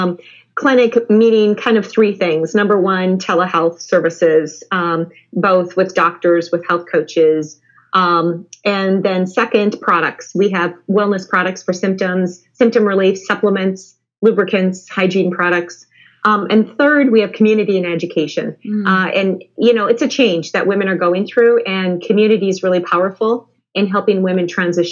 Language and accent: English; Midwest, United States; I'm from the Midwest